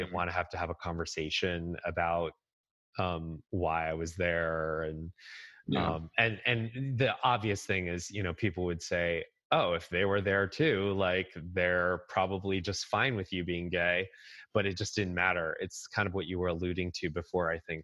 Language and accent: English; Nutley, New Jersey, United States; moved away as an adult; also born or lived in Rochester, New York; now in Boston, United States; Nutley, which is where Martha Stewart is from